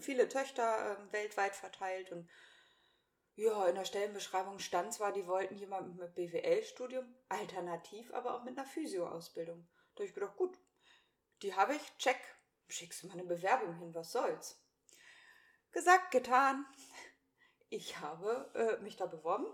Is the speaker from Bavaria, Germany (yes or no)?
no; Hanover, Lower Saxony, Germany; moved away as an adult; also born or lived in Hamburg / Braunschweig; now in Cremlingen, Germany; bin in Hannover geboren und aufgewachsen, bin da zur Schule gegangen